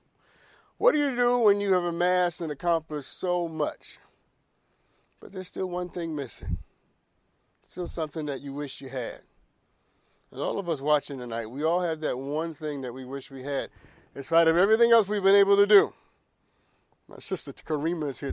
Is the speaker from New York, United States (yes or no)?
yes; New York, United States; I'm but from New York